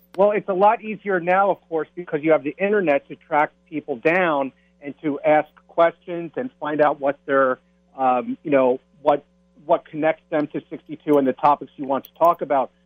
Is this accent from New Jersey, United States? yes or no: yes; Springfield, New Jersey, United States; I'm also a native of New Jersey. I grew up in Springfield, which is about an hour from Trenton